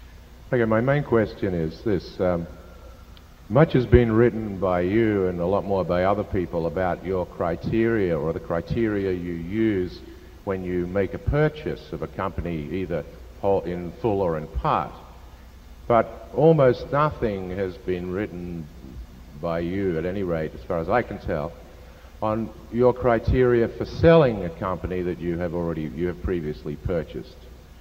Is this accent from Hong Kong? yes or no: yes; Hong Kong; from Hong Kong.